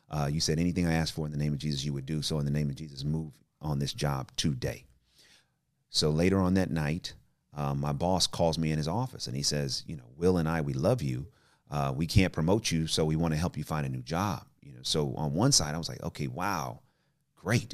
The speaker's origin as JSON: {"language": "English", "town": "Oakland", "region": "California", "country": "United States", "tie": "born or raised there", "also_born_or_lived": "Richmond / Berkeley / Albany", "said": "I'm from the Bay Area, you know, grew up in, you know, O-, Oakland and Richmond and, uh, Berkeley"}